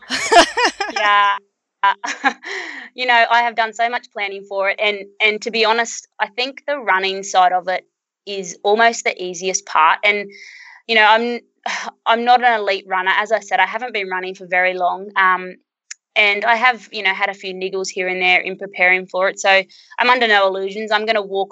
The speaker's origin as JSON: {"language": "English", "town": "Birdsville", "region": "Queensland", "country": "Australia", "tie": "born or raised there", "said": "my hometown of Birdsville"}